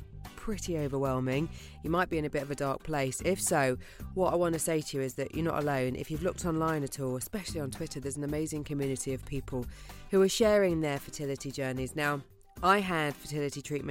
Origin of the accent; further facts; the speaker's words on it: United Kingdom; I'm being typically British